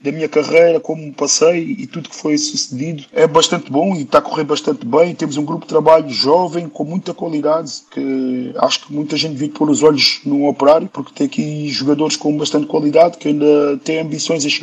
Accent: Lisbon, Portugal; born there; Eu nasci em Lisboa, Lisboa foi uma terra que me acolheu bastante bem, mas todos sabemos que Lisboa é mais movimentado, é mais barulho, é mais estresses

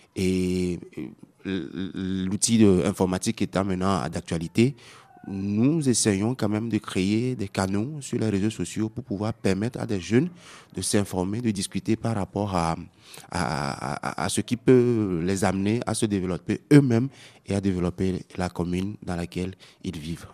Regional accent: Tsévié, Maritime, Togo; je viens de la commune de Zio 1, euh, dans le chef-lieu à à 35 km, qui est situé à 35 km de, de Lomé

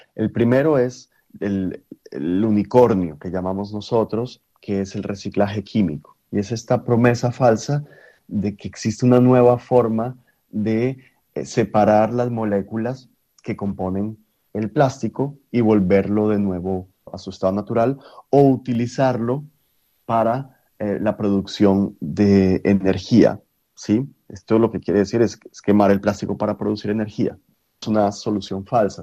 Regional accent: Colombia; Siendo colombiano

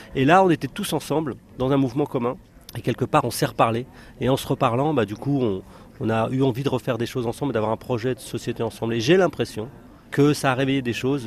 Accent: France; je suis pas né en Algérie, je suis né en France

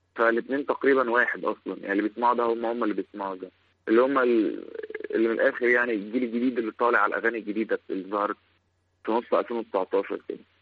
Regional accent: Sohag Governorate, Egypt; احنا كلنا من سوهاج

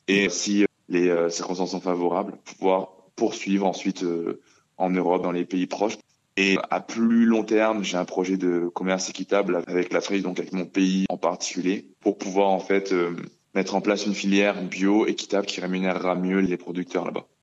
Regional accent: Grenoble, Auvergne-Rhône-Alpes, France; also born or lived in Benin; Je suis basé à Grenoble, euh, là où j'ai grandi depuis euh, mon plus jeune âge, mais euh, je suis né au Bénin

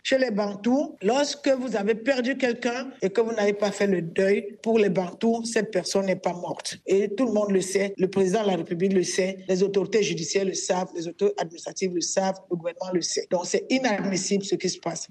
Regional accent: Cameroon; nous sommes des Camerounais

